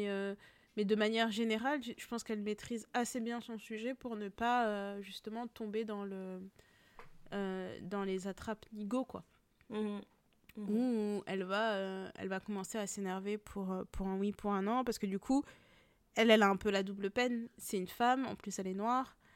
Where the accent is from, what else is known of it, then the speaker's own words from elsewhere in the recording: France; born there; Et je suis née en France aussi.